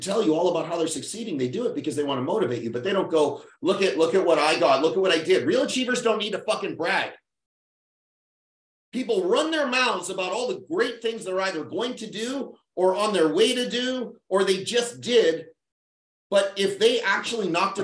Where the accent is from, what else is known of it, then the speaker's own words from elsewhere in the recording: Winnipeg, Manitoba, Canada; That's how little money our town had. It's 700,000 people. Winnipeg